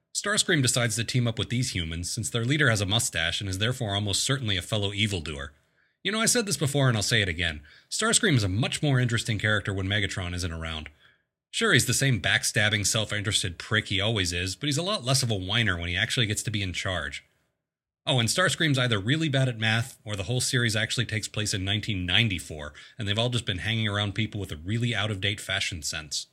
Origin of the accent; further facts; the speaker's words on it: Maryland, United States; my home state, Maryland.